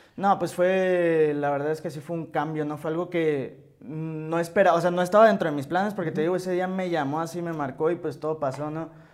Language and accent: Spanish; Hermosillo, Sonora, Mexico; yo soy de Hermosillo